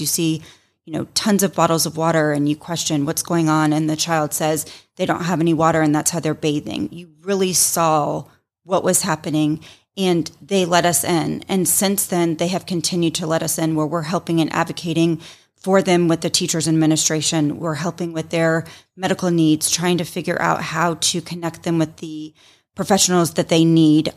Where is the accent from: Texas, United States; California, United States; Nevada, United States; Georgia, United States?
Georgia, United States; Roswell; also born or lived in Tennessee; So I grew up here in the Roswell, North Fulton area.